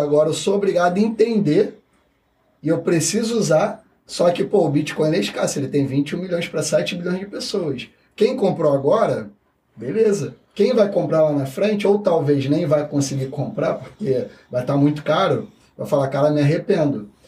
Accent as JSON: {"language": "Portuguese", "region": "Rio de Janeiro", "country": "Brazil", "said": "eu vim da Vila Kennedy"}